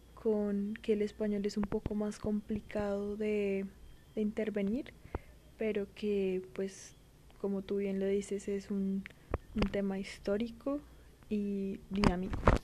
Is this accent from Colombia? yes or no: yes; Colombia; somos colombianas, porque hablamos español